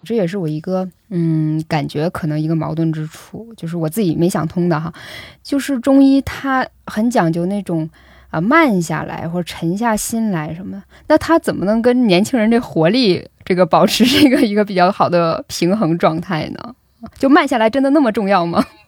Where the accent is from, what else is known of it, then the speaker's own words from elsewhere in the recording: Northeast China, China; now in Beijing, China; 我是东北人，以前我就是挺怕冷的